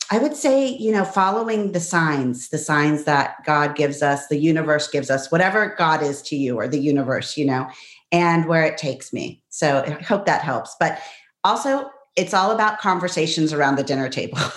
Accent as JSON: {"language": "English", "town": "Pittsburgh", "region": "Pennsylvania", "country": "United States", "tie": "born or raised there", "also_born_or_lived": "La Plata, Argentina", "said": "So I was born in Argentina, but grew up in Pittsburgh."}